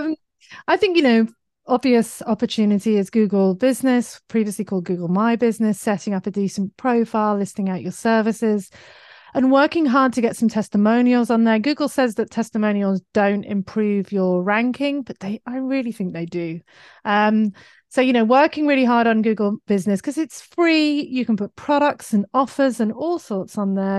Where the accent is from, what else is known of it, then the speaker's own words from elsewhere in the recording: United Kingdom; accent: British; now in Australia; my British accent